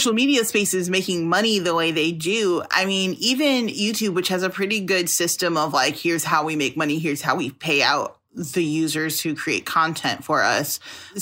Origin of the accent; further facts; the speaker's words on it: Chicago, Illinois, United States; I'm from Chicago